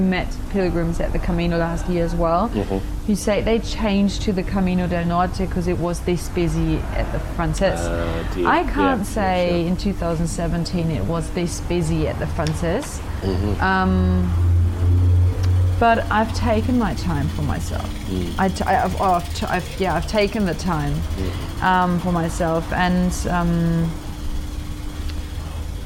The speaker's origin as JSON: {"language": "English", "country": "Germany", "said": "I'm from Germany"}